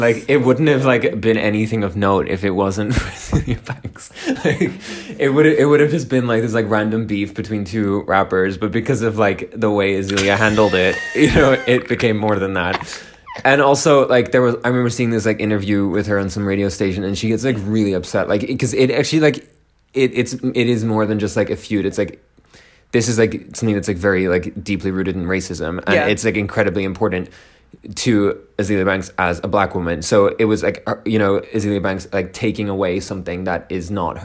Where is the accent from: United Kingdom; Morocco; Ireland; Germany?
Ireland; I'm Irish